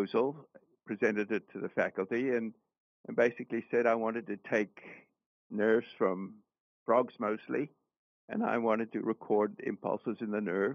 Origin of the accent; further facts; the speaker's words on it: South Africa; moved away as an adult; also born or lived in Canada; I was born in Canada and grew up in South Africa